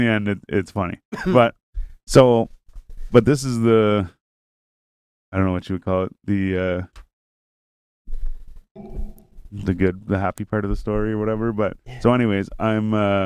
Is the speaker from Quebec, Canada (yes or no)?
no; Renfrew, Ontario, Canada; I'm like, oh, Renfrew